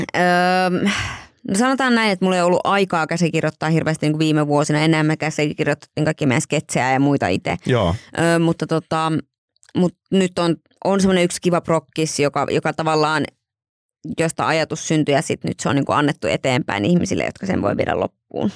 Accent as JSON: {"language": "Finnish", "town": "Joensuu", "region": "North Karelia", "country": "Finland", "said": "me ollaan siis Joensuusta meidän perhe."}